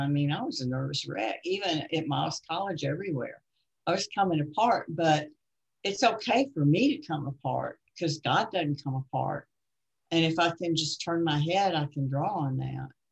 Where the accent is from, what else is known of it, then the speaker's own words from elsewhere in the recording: Baltimore, Maryland, United States; moved away as an adult; I came from Baltimore